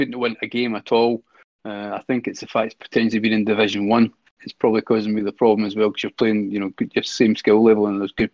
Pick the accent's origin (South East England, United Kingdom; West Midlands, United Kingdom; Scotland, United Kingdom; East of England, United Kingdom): Scotland, United Kingdom; accent: Scottish; excuse my Scottish French accent